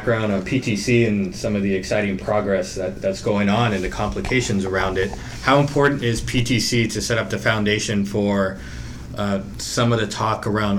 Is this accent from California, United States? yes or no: yes; California, United States; I grew up in California and did a lot of work between Sacramento and Oakland.